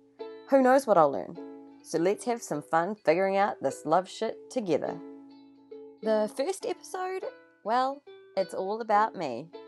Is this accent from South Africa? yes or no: no; New Zealand; I'm 34. I'm a Kiwi, but I'm also Indian.